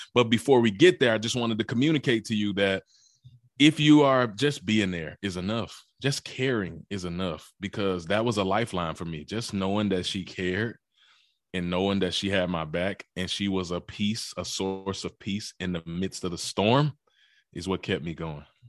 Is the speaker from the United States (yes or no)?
yes; Mississippi, United States; also born or lived in Memphis, Tennessee; But I'm from Mississippi. I was born in Memphis, Tennessee, raised in Mississippi